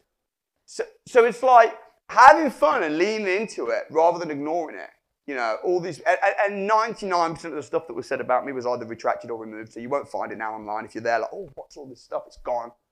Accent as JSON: {"language": "English", "town": "Wolverhampton", "region": "West Midlands", "country": "United Kingdom", "said": "I'm from Wolverhampton"}